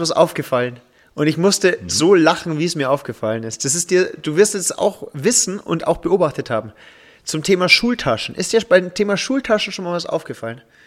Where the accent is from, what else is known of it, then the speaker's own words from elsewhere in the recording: Upper Palatinate, Bavaria, Germany; hier als Oberpfälzer